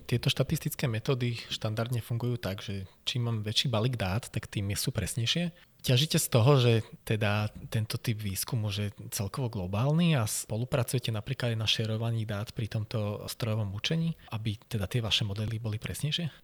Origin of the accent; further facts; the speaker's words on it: Liptov, Žilina Region, Slovakia; moved away; ja som z Liptova, teda strávil som väčšinu času vo Veľkej Fatre, respektíve Nízkych Tatrách